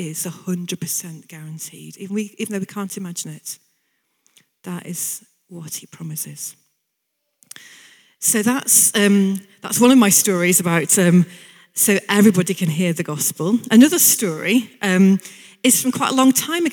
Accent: Bolton, North West England, United Kingdom; I'm from Bolton originally.

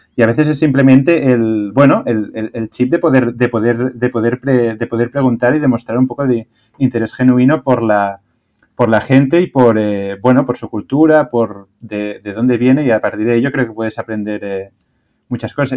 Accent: Spain; also born or lived in China; como de España

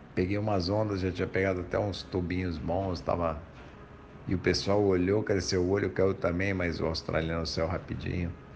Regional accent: São Paulo, Brazil; also born or lived in Guarujá; sou natural de São Paulo

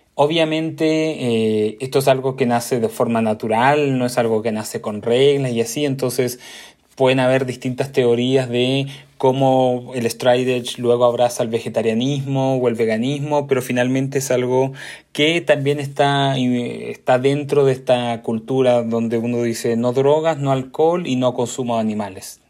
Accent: Concepción, Biobío, Chile; Yo soy de Concepción, una ciudad chica

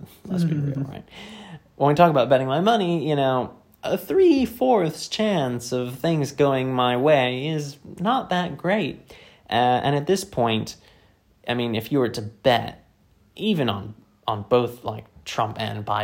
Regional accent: Virginia, United States; now in United Kingdom; my home state of Virginia

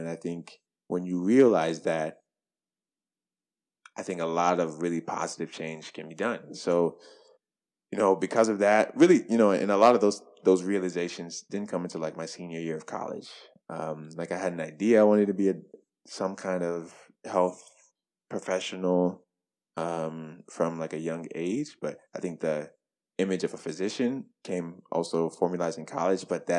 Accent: Nigeria; I'm Nigerian, Muslim, you know, rot, smelly looking jollof rice to lunch with like lamb and goat.

